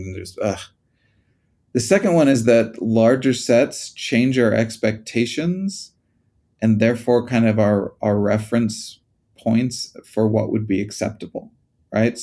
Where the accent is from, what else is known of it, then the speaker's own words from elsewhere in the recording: United States; moved away; When I was growing up in the States